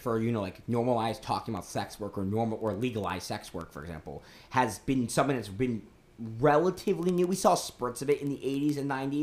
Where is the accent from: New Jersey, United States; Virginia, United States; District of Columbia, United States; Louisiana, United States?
District of Columbia, United States; Washington; now in South Carolina, United States; I'm originally from the Washington, D.C. area